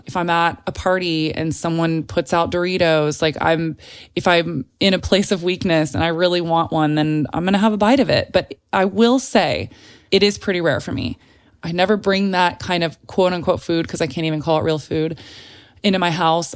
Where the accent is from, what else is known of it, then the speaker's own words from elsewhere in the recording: San Antonio, Texas, United States; moved away as an adult; also born or lived in Telluride, Colorado; now in Los Angeles, United States; I was born in San Antonio, Texas, and then I went back and forth between Telluride, Colorado, which is this really small little mountain town in Colorado, if you're unfamiliar with it, and San Antonio my entire life up until college